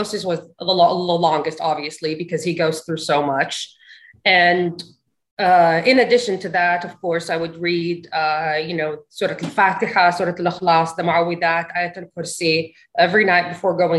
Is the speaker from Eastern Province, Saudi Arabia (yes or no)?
yes; Dhahran, Eastern Province, Saudi Arabia; moved away as an adult; also born or lived in Al-Hasa; now in United States; I'm originally, you know, from the Eastern province, Al-Hasa. And I didn't really grow up in Al-Hasa because both my parents worked in Dhahran. So I grew up there